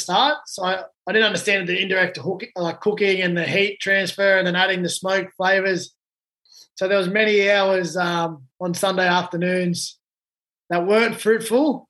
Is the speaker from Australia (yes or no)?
yes; Blacktown, New South Wales, Australia; I grew up in Blacktown